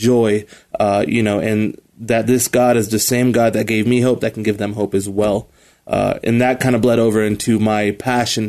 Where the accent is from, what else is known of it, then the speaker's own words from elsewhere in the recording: Colorado Springs, Colorado, United States; I grew up here in Colorado Springs. I'm a native